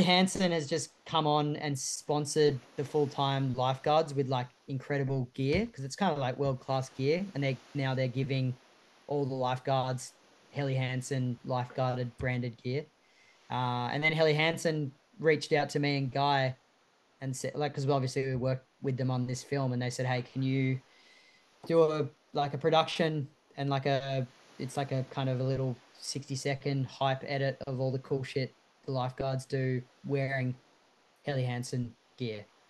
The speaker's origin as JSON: {"language": "English", "town": "Sydney", "region": "New South Wales", "country": "Australia", "tie": "born or raised there", "said": "the four of us growing up in Sydney's northern beaches"}